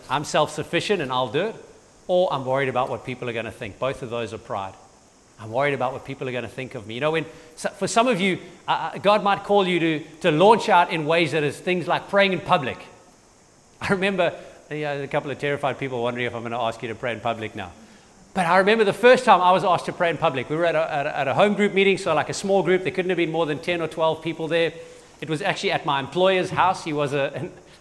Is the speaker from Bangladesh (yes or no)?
no; Durban, KwaZulu-Natal, South Africa; now in St. Lucia, South Africa; I grew up in Durban.